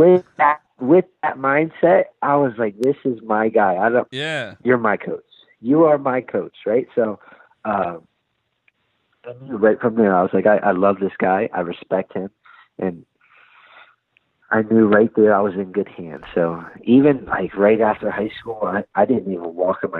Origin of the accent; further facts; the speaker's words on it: Easton, Pennsylvania, United States; moved away as an adult; also born or lived in Oklahoma; I'm from Easton.